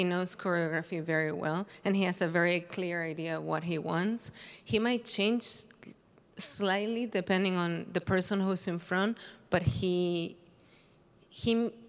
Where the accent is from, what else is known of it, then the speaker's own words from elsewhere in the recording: Vigo, Galicia, Spain; English is a second language; moved away as an adult; now in United States; Vigo, Galicia, Spain. It's beautiful, very rainy, but really beautiful.